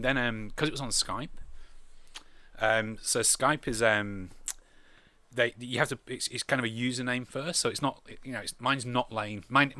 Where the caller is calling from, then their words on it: Australia; I'm phoning from Australia.